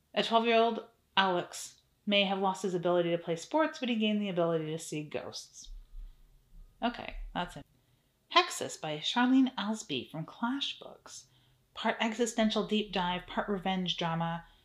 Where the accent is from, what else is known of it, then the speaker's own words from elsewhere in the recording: Canada; I'm Canadian